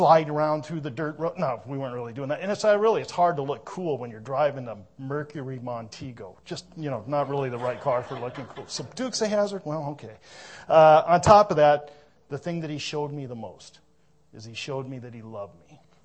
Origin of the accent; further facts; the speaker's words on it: Minnesota, United States; moved away; I was born in Minnesota.